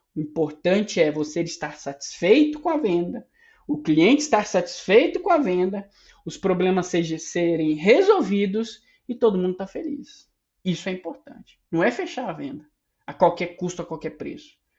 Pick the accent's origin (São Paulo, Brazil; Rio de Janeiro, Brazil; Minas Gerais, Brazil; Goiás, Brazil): Minas Gerais, Brazil; Sou mineiro